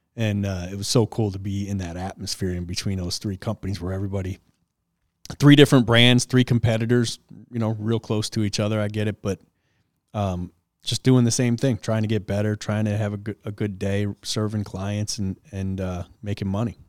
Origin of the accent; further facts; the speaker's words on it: Detroit, Michigan, United States; Southwest Detroit. For those of you who know Detroit, I grew up off